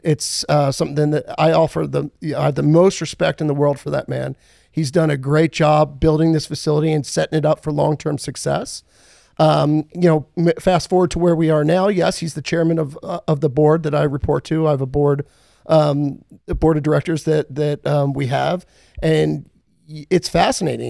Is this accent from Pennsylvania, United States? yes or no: yes; Philadelphia, Pennsylvania, United States; moved away as an adult; also born or lived in South Carolina; now in Fort Worth, United States; I grew up in, uh, from originally Philadelphia, Pennsylvania. Um, grew up there